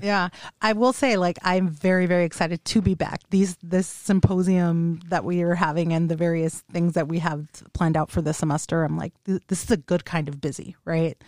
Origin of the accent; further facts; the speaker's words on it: Los Angeles, California, United States; moved away; I am from the Los Angeles area